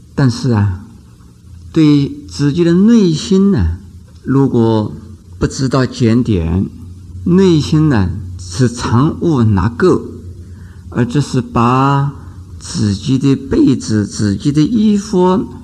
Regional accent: China; 我们中国人呢，喜欢要看庄严呢

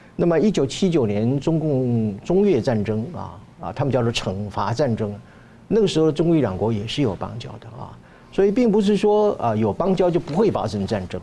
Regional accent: Taiwan; 我们台湾人民

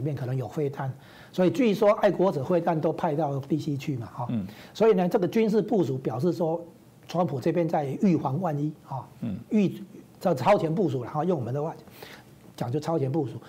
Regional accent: Taiwan; 这绝对不是说我们台湾这边能比得上的啦。

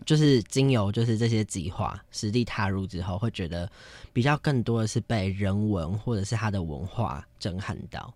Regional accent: northern Taiwan, Taiwan; 我是北部人，或者是说就是比较都市地方的人

